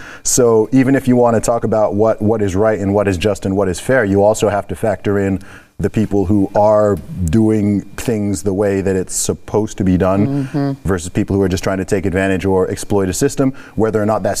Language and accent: English; Saudi Arabia; I grew up in Saudi Arabia.